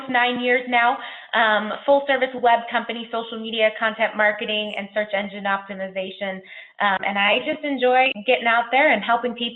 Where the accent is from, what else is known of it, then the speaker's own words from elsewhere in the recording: Orlando, Florida, United States; So I grew up in Orlando